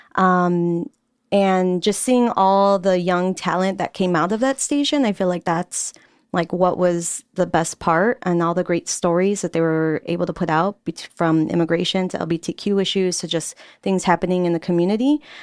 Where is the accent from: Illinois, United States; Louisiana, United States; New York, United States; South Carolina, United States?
Illinois, United States; Chicago; also born or lived in Pilsen, Chicago; I'm from Little Village, Word. La Villita. Um, and I grew up there most of my life